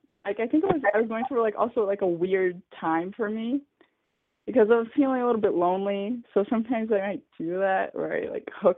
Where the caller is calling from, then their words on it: São Paulo, Brazil; I'm calling from Brazil. I live in São Paulo